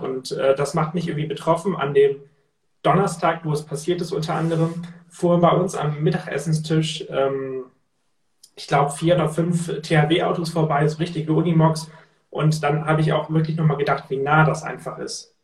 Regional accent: Cuxhaven, Lower Saxony, Germany; bei uns in Cuxhaven, da komme ich ja her von der Küste, und da haben wir in der Schule gelernt

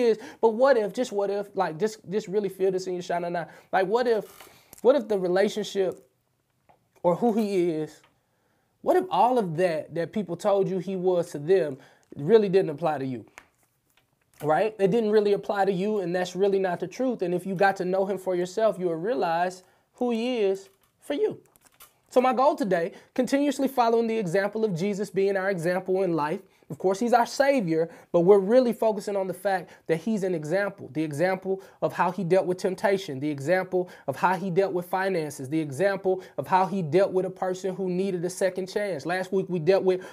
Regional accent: St. Louis, Missouri, United States; I'm from the hood. I'm from St. Louis, Missouri. I'm from the Show Me State

